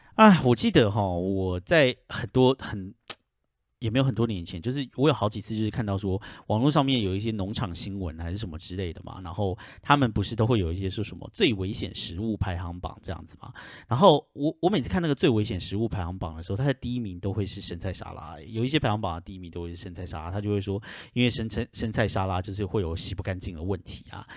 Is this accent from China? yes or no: no; Taiwan; moved away as an adult; now in United States; 身为一个台湾人